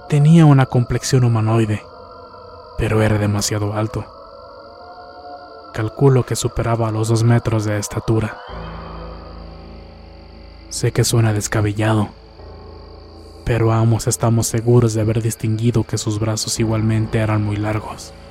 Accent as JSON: {"language": "Spanish", "town": "La Junta", "region": "Chihuahua", "country": "Mexico", "said": "Yo soy de la Junta, Chihuahua."}